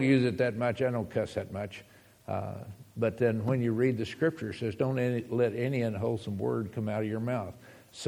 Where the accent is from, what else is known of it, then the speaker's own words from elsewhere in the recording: United States; moved away; also born or lived in Texas / Arizona; we're from Texas and from Arizona